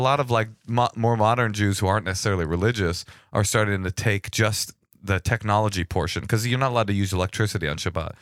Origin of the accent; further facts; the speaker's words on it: the Bay Area, California, United States; I'm from the Bay.